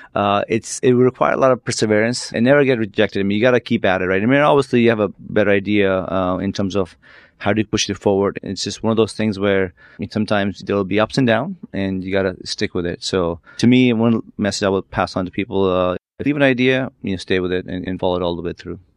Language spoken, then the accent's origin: English; San Jose, California, United States; also born or lived in New York; I grew up in Silicon Valley, as I mentioned earlier, uh, and as a kid, grew up in San Jose